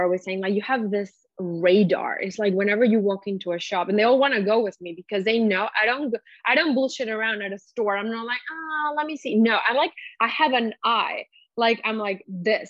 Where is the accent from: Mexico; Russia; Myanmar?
Mexico; moved away; also born or lived in Montreal / Amsterdam; I grew up in Mexico